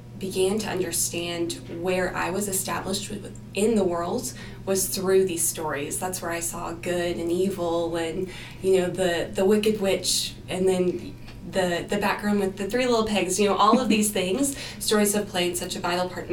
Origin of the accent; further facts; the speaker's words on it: Farmington, Arkansas, United States; I'm from Northwest Arkansas originally, from the community of Farmington